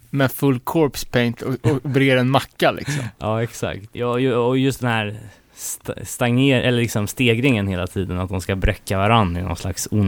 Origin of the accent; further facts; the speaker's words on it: Örebro, Örebro County, Sweden; alltså man blir stolt som örebroare.